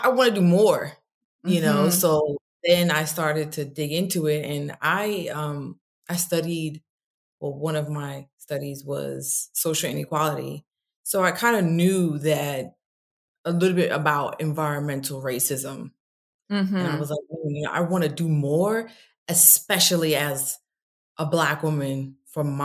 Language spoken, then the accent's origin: English; New York, United States; moved away as an adult; also born or lived in Stamford, Connecticut; now in Atlanta, United States; I'm from New York